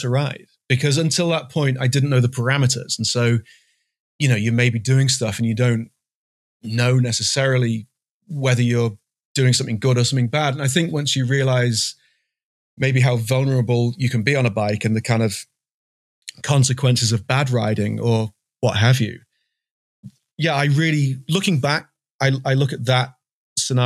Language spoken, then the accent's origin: English; England, United Kingdom; I'm English.